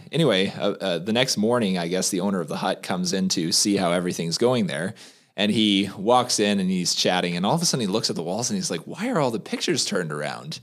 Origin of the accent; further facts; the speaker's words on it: Toronto, Ontario, Canada; growing up in Toronto